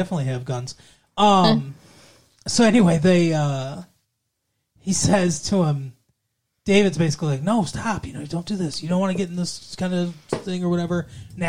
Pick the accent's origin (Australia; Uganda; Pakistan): Australia; Melbourne, Victoria; Because we're from Australia. I'm specifically from Melbourne.